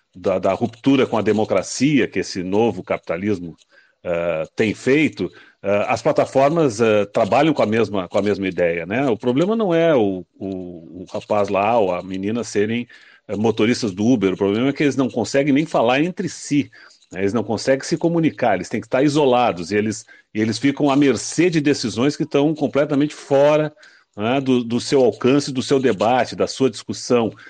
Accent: Rio Grande do Sul, Brazil; lá no meu estado, no Rio Grande do Sul

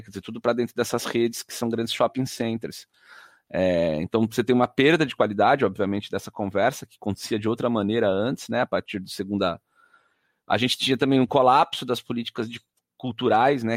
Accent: Jundiaí, São Paulo, Brazil; sou de Jundiaí, nasci em Jundiaí

